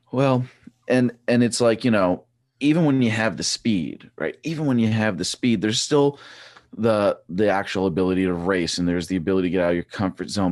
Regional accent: Trexlertown, Pennsylvania, United States; I grew up in Trexler Town.

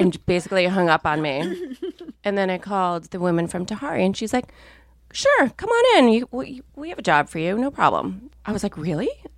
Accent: Minnesota, United States; I grew up in Minnesota, where people did not care deeply about clothes

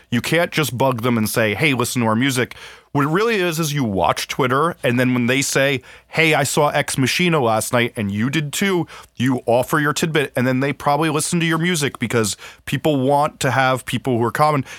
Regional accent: New Jersey, United States; I grew up in New Jersey

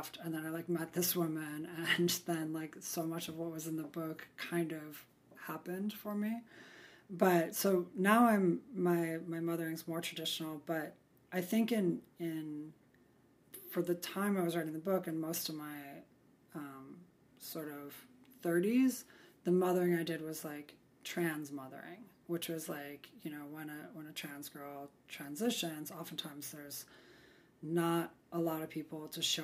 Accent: Midwest, United States; I grew up in the Midwest

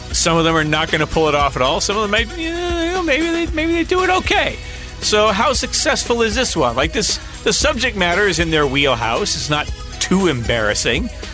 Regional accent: Louisiana, United States; growing up in Louisiana

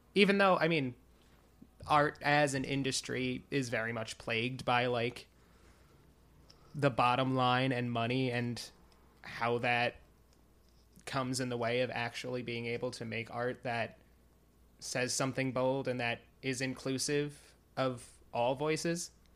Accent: Wading River, New York, United States; moved away as an adult; now in New York City, United States; I am from Long Island. I grew up in Wading River, which is almost to the North Fork

